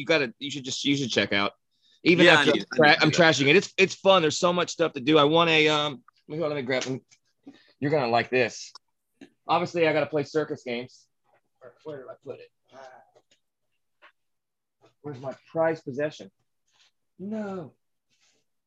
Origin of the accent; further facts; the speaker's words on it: United States; as an American